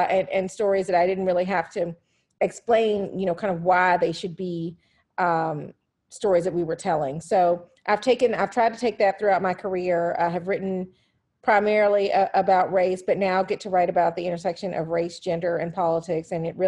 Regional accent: Atlanta, Georgia, United States; moved away; being in Atlanta, which is my hometown

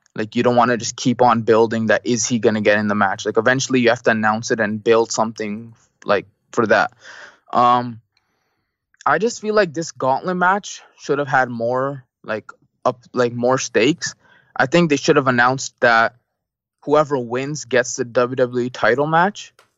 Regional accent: Canada; I'm Canadian

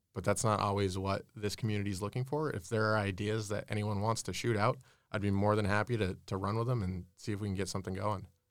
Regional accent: Keene, New Hampshire, United States; moved away as an adult; also born or lived in Lincoln, New Hampshire; now in Concord, United States; I was born and raised in Keene.

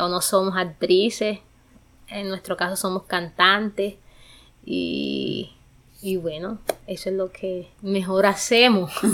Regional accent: Galeras, Sucre, Colombia; moved away as an adult; now in Bogotá, Colombia; Soy de departamento de Sucre, de un municipio que se llama Galeras, en Sucre

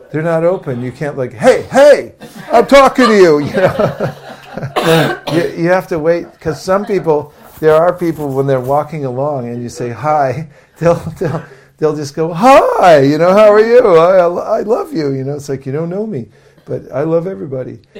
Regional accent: San Francisco, California, United States; So I'm, I'm from San Francisco.

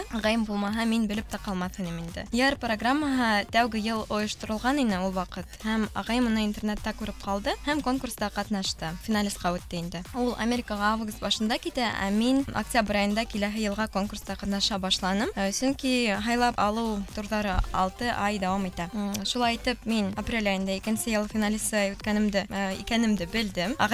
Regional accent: Ufa, Bashkortostan, Russia; moved away as an adult; now in Kazan, Russia; миңә 21 йәш һәм мин Өфөлә тыуып үҫкәнмен.

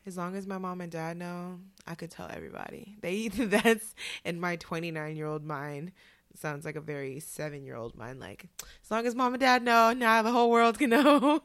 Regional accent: Oakland, California, United States; moved away as an adult; now in New York, United States; I hail from Oakland, California, but I've been living in New York for the past six years here in Harlem.

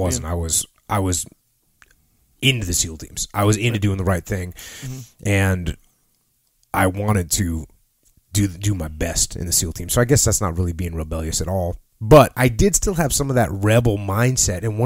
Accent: New England, United States; moved away as an adult; I grew up in New England, not a huge military proponent up there

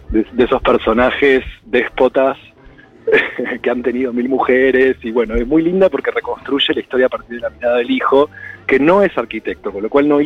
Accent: Buenos Aires, Argentina; que, para un porteño, yo soy porteño nacido y criado.

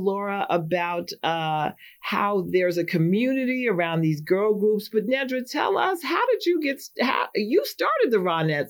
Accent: New York City, New York, United States; I'm from Manhattan, too.

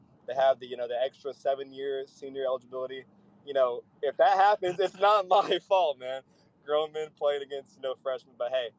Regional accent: Nashville, Tennessee, United States; In my hometown, man.

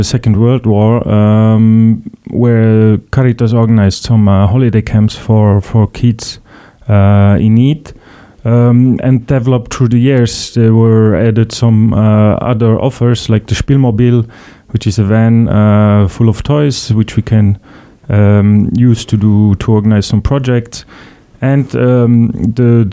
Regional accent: Luxembourg; also born or lived in Vienna, Austria; I'm originally from Luxembourg

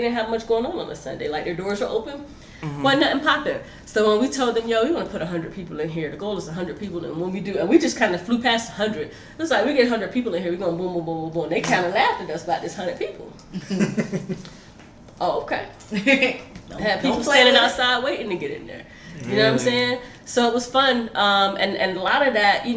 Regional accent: South Florida, United States; now in Seattle, United States; we're from South Florida

